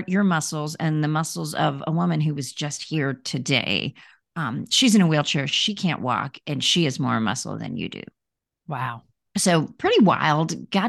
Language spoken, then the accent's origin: English; India; born there; Yeah, so I was born in India. And when I was a few months old, I contracted polio.